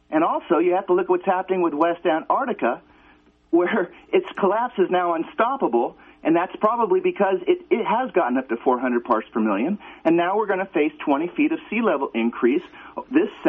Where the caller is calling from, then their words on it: Calgary, Alberta, Canada; Um, I am from Calgary, Alberta